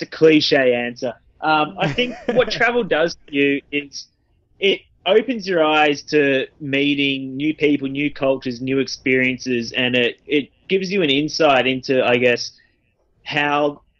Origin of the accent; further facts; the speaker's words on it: Australia; also born or lived in Vancouver, Canada / Perth, Australia; we're both from Australia